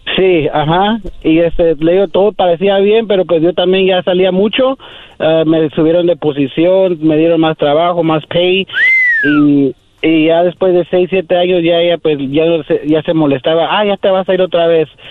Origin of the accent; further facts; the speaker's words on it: Phoenix, Arizona, United States; de Phoenix, Arizona